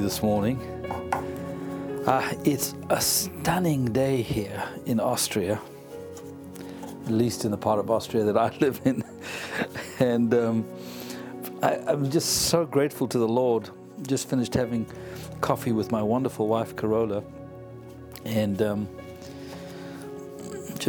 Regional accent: South Africa; accent: South African; moved away; also born or lived in United Kingdom; born in South Africa, as you can tell from the accent. I'm an African by grit and blood.

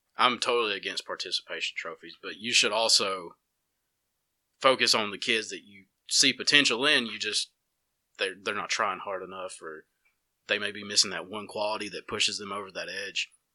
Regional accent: Dora, Alabama, United States

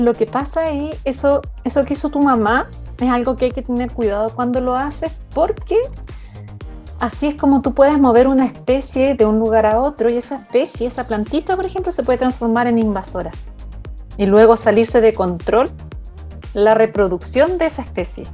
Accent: Coyhaique, Aysén, Chile; moved away as an adult; also born or lived in Santiago, Chile / New Zealand; soy, soy una coyaiquina, primero que nada. Recién coyaique. Eh, hasta los 17 años

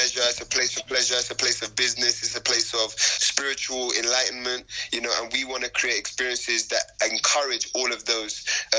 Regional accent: London, United Kingdom; moved away as an adult; now in Nairobi, Kenya; I'm from Jamaican heritage. I grew up in London.

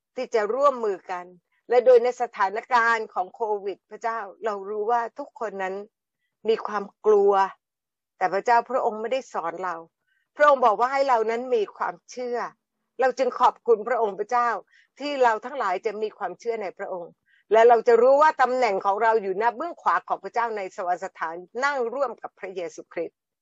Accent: Thailand

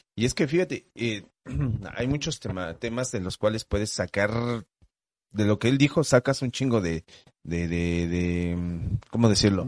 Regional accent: Mexico; como todo mexicano

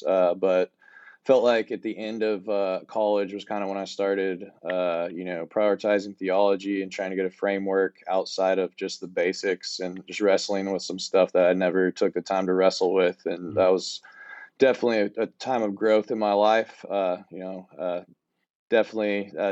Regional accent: Rifle, Colorado, United States; moved away as an adult; also born or lived in Redlands, California; now in Texas, United States; I grew up in Western Slope in Colorado, a small town called Rifle

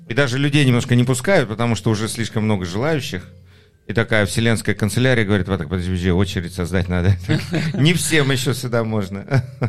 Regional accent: Batumi, Adjara, Georgia; moved away; Я вырос в Батуми, мне приятно там иметь а, апартаменты

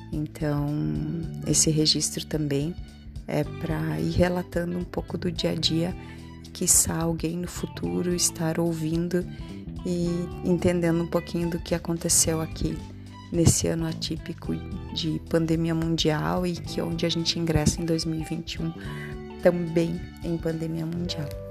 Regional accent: Nova Araçá, Rio Grande do Sul, Brazil; now in Caxias do Sul, Brazil; sou de Nova Araçá, moro em Caxias do Sul

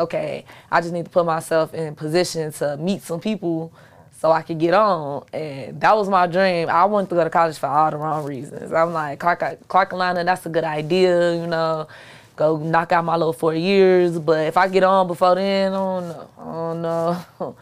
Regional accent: Chicago, Illinois, United States; I'm from Chicago.

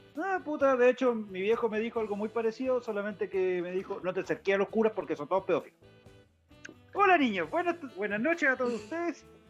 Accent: Valparaíso, Chile; moved away; Vengo de Valpo.

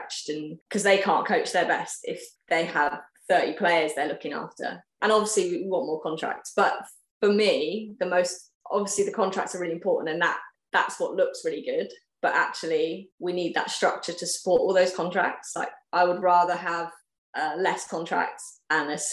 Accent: West Country, South West England, United Kingdom; moved away as an adult; I'm from the West Country. It's somewhere I'm really passionate about the cricket because I obviously grew up playing there

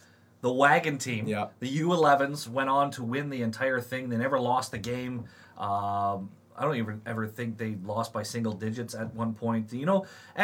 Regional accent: Saskatchewan, Canada; moved away; I grew up in Saskatchewan

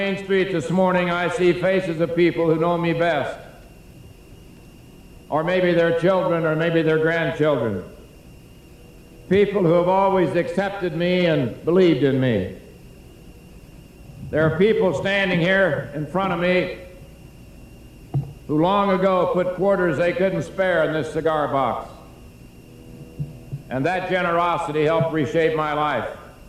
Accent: Russell, Kansas, United States; I saw my hometown. And then I didn't see anything for a long, long time. But the first thing I thought about was home. And the goodness of the people of Russell over the years has been a source of inspiration and strength to me.

